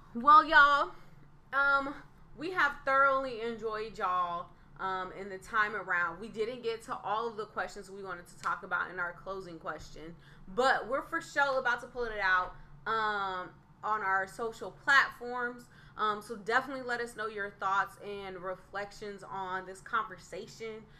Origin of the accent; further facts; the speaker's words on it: Northern California, United States; being from Northern California